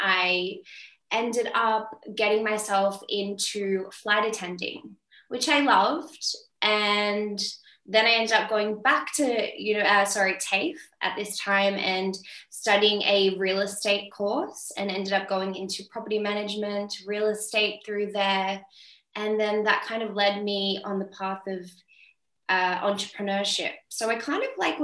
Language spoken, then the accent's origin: English; Sydney, New South Wales, Australia; moved away as an adult; now in Europe; I'm from Sydney, Australia. I grew up in St. George area